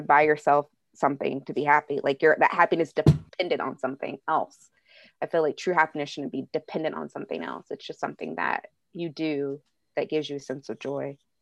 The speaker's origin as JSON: {"language": "English", "area": "Bay Area", "region": "California", "country": "United States", "moved": "yes", "said": "I'm from the Bay Area, and I had to move to Southern California with family"}